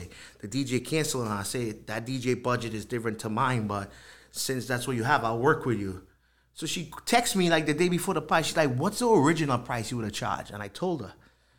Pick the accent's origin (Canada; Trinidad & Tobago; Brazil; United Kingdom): Trinidad & Tobago; moved away as an adult; now in Rhode Island, United States; I was born in Trinidad. I went to high school, finished high school there.